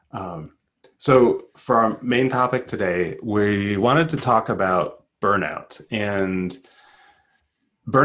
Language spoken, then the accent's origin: English; United States; I grew up in the United States.